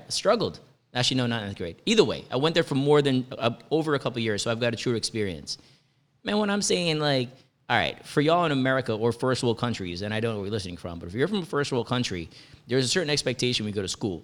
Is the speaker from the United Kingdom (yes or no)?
no; Jamaica; moved away; also born or lived in Edison, New Jersey; as a Jamaican